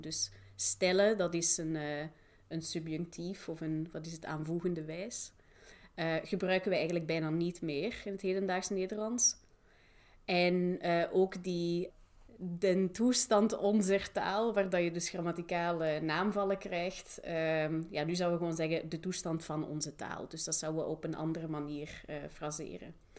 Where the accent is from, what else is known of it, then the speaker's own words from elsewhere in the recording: Flanders, Belgium; moved away as an adult; also born or lived in Manchester / Leiden; ik ben zelf Vlaming